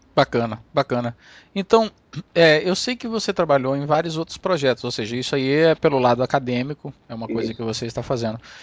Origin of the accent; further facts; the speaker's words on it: Amapá, Brazil; moved away; fui olhar aqui na cidade onde eu nasci, no Amapá